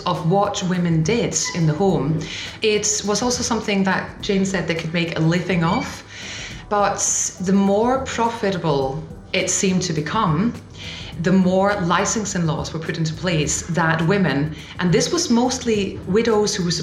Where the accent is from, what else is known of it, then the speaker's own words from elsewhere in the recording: Denmark; moved away as an adult; now in Scotland; I'm originally from Denmark. I've been in Scotland for about a year and a half now.